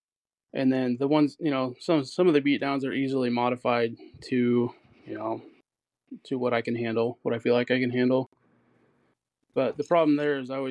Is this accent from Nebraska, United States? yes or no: yes; Norfolk, Nebraska, United States; moved away as an adult; now in Omaha, United States; I'm from Norfolk originally. I've moved up here probably 12 years ago now